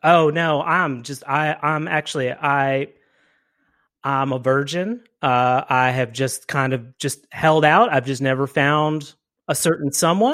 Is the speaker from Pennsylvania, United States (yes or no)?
yes; Reading, Pennsylvania, United States; It was suburbia through and through. Uh, you know, I, went to a very relatively small elementary, middle, and high school through Reading High, go Red Knights